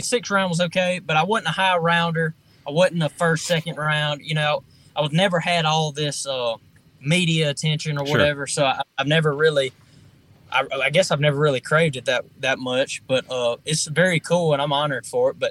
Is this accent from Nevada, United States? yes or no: no; Foxworth, Mississippi, United States; I grew up in Foxworth, Mississippi. I was a really, really small town.